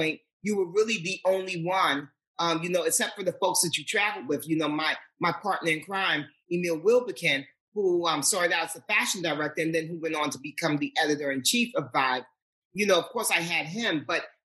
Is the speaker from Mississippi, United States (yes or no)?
no; New York City, New York, United States; I was born and raised in Manhattan, but more specifically Harlem